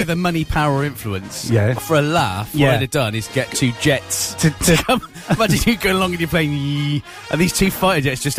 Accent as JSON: {"language": "English", "town": "Brockworth", "region": "South West England", "country": "United Kingdom", "tie": "born or raised there", "said": "I was born in Brockworth."}